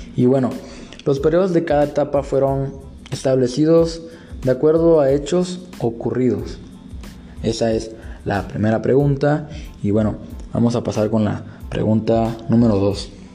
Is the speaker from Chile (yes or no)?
no; Mexico